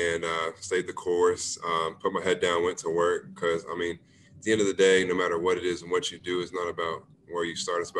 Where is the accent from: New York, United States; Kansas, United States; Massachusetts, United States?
Kansas, United States; Lawrence; born or raised there; moved away as an adult; also born or lived in Oklahoma